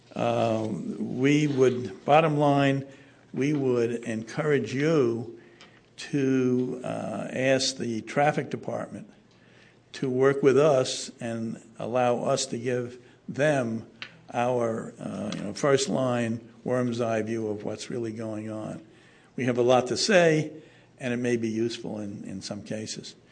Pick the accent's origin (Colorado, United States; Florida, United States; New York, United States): New York, United States; New York City; now in San Francisco, United States; I come from New York City, and we had a don't Block the Box program under Mayor Koch